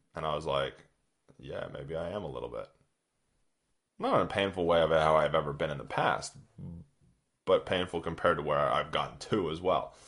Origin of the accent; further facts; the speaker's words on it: Redding, California, United States; now in New Zealand; I grew up in Northern California, doing outdoor stuff